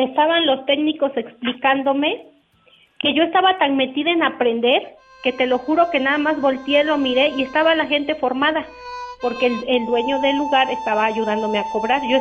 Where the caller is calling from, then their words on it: Tehuacán, Puebla, Mexico; La güerita de Tehuacán.